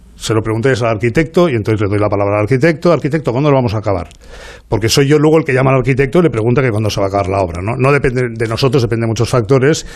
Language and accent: Spanish; Barcelona, Catalonia, Spain; los catalanes y los barceloneses tenemos muchos lados de amistad